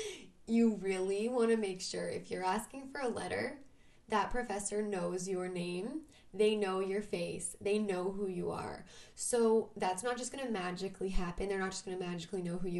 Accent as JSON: {"language": "English", "town": "Vancouver", "region": "British Columbia", "country": "Canada", "said": "I'm from Vancouver, Canada"}